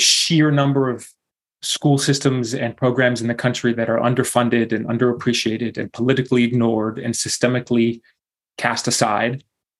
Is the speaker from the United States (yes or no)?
yes; Houston, Texas, United States; So shout out to mi mamá y mi papá que están quedando viviendo ahí in Houston, Texas. So raised in Houston, Texas, and lived pretty much a nomadic life from the get-go.